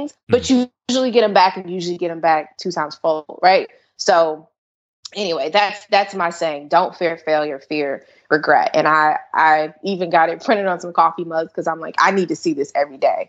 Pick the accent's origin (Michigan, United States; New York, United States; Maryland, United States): Maryland, United States; also born or lived in Washington, D.C. / Prince George's County, Maryland; I'm actually from Washington, D.C., born in Washington, D.C., raised in Maryland and PG County, and mainly Montgomery County